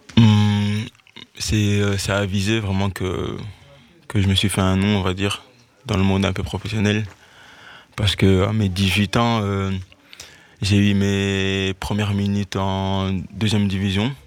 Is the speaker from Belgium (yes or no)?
yes; Liège, Wallonia, Belgium; J'ai toujours été dans les clubs de, ma région. Enfin, je viens de Liège